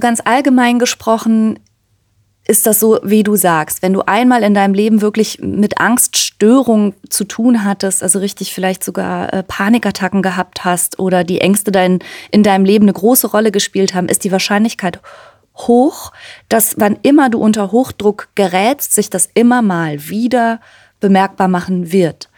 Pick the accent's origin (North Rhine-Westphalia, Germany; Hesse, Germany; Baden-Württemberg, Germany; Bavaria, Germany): North Rhine-Westphalia, Germany; near Cologne; also born or lived in Ruhr area; in der Nähe von Köln bin ich geboren und groß geworden und im Ruhrgebiet